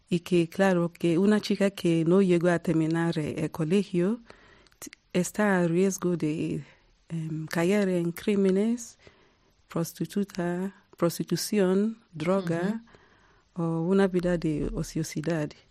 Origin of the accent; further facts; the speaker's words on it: Nigeria; now in South Africa; 20 años em, viviendo en Sudáfrica y soy nigeriana y también sudafricana.